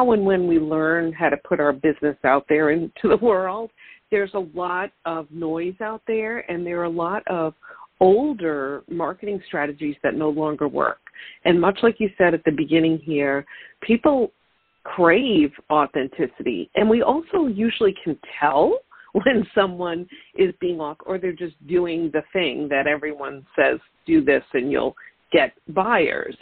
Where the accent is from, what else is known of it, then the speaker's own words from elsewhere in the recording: Long Island, New York, United States; now in Syracuse, United States; I've lived in New York my whole life, not right here. I'm originally from Long Island and made my way up a little bit more north into the center part of the state